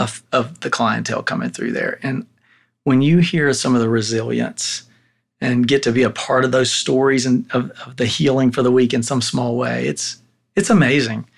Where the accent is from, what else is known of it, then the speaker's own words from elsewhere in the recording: Tennessee, United States; I was born and raised in Tennessee